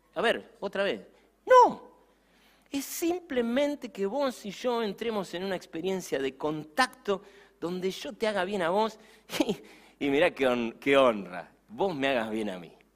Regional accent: Campana, Buenos Aires Province, Argentina; me subí en la ciudad de Campana a mi bicicleta

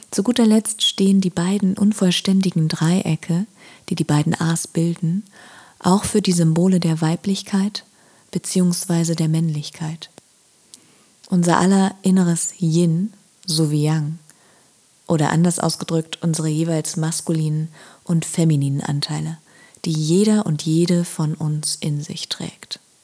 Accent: Berlin, Germany; gebürtige Berlinerin

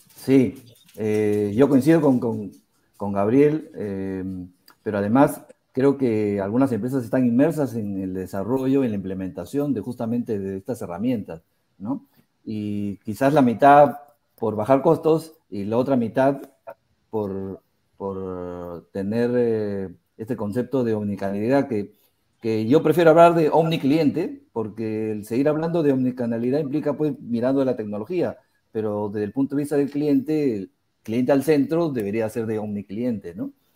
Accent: Peru; ahora mayoritariamente somos este, peruanos

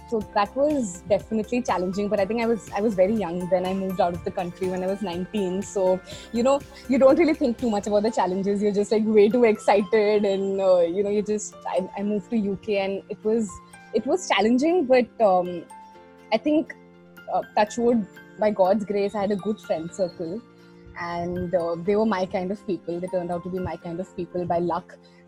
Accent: Delhi, India; So Delhi is my hometown, that's where my parents are, in Gurgaon.

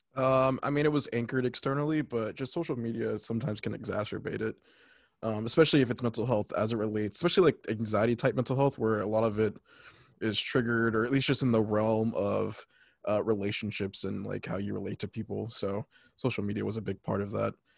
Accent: California, United States; also born or lived in North Carolina; I'm from California, but I'm reporting live from frozen tundra of North Carolina.

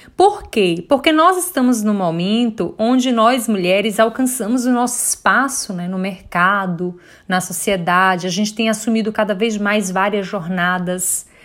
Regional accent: Bom Jesus da Lapa, Bahia, Brazil; now in Salvador, Brazil; Eu sou do interior, né? Eu sou de Bom Jesus da Lapa, moro hoje em Salvador

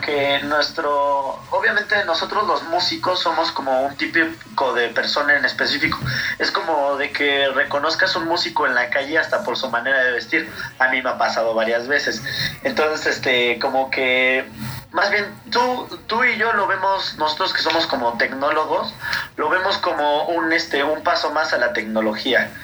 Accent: Mexico; nosotros como latinoamericanos y como mexicanos

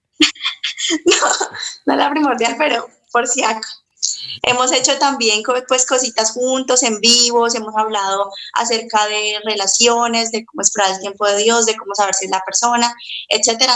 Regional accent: Cali, Valle del Cauca, Colombia; soy de, de Colombia, de la ciudad de Cali.

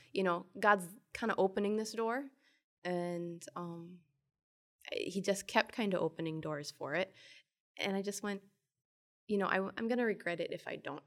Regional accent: Twin Cities area of Minnesota, United States; I am from the Twin Cities area of Minnesota

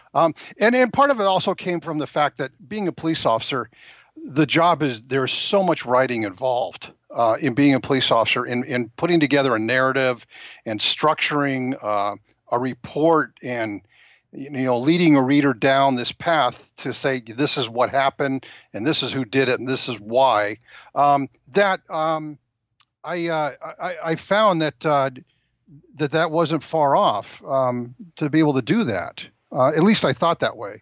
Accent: Rancho Cucamonga, California, United States; I'm a native Californian

